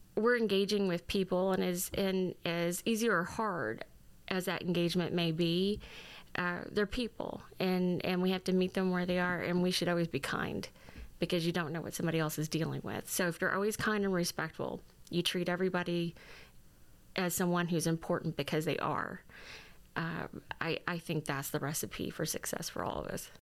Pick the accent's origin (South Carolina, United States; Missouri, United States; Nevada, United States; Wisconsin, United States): Missouri, United States; Fredericktown; moved away as an adult; now in Jefferson City, United States; I am originally from Fredericktown, Missouri